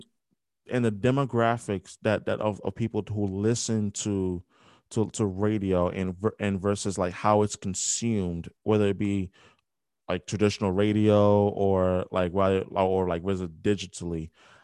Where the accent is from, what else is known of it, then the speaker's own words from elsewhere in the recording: New York, United States; I grew up in New York, like born and raised